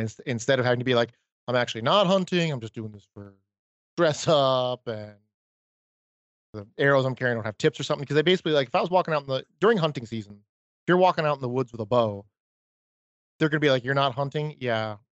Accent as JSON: {"language": "English", "region": "Maine", "country": "United States", "tie": "born or raised there", "said": "growing up in Maine"}